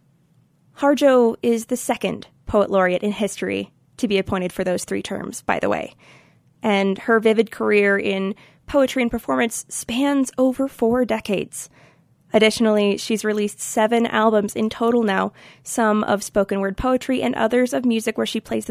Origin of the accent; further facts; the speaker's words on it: Rocky Mountains, United States; growing up in the Rocky Mountains of the United States